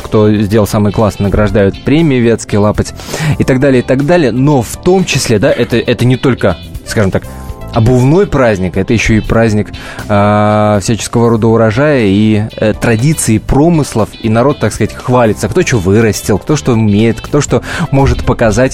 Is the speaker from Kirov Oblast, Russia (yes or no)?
yes; Kirov Oblast, Russia; сам родом из Кировской области.